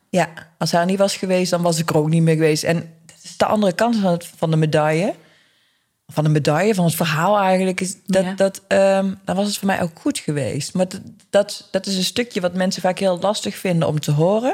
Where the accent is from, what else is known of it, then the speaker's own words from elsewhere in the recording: Eindhoven, North Brabant, Netherlands; ik ben geboren en getogen in Eindhoven.